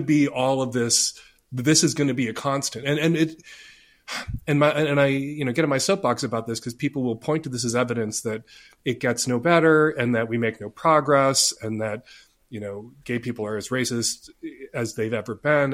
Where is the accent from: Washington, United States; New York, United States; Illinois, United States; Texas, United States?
Illinois, United States; Chicago; I grew up in Chicago